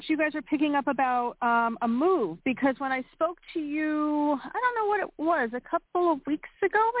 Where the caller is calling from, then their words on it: Pennsylvania, United States; from Pennsylvania.